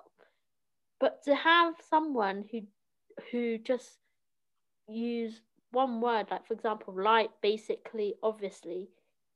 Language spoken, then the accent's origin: English; London, United Kingdom; English is a second language; I grew up in South London